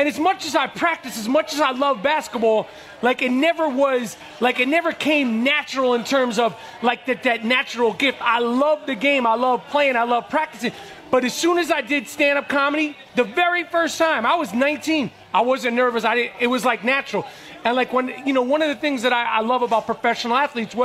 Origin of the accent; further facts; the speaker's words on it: New York City, New York, United States; growing up in New York at that time, in the streets of New York, playing in the streets of New York